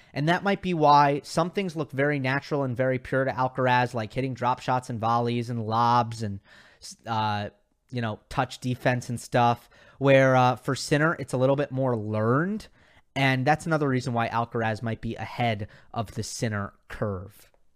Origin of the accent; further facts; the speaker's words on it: New York, United States; I grew up in New York, so my tennis tournament was the U S Open